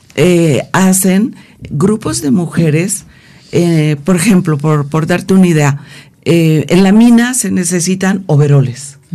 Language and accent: Spanish; Guerrero, Mexico; porque yo soy de Guerrero